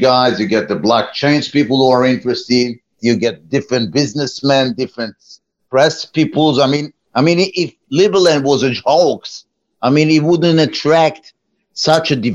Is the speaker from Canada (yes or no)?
no; Israel; moved away as an adult; now in United States; I was born in Israel over a few decades ago